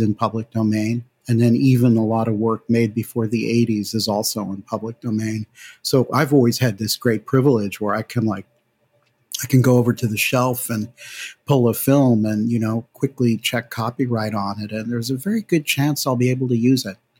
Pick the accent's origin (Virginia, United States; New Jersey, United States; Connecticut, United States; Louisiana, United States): Connecticut, United States; New Haven; moved away as an adult; also born or lived in California; I grew up in New Haven, Connecticut